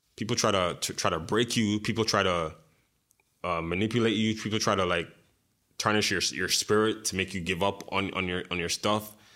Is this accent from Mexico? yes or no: no; Montreal, Quebec, Canada; growing up in Montreal